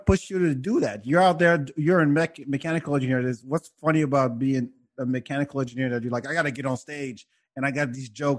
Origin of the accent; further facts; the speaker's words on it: France; also born or lived in Senegal; now in Texas, United States; I was born here in Senegal, but I grew up in France and now I live in Texas.